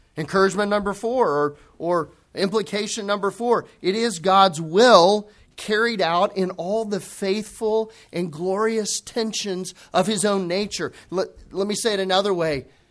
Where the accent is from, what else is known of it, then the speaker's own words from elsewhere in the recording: United States; we're American Christians